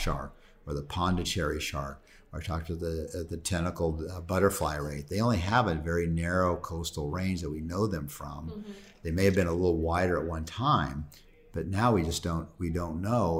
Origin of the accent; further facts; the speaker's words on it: California, United States; I'm from California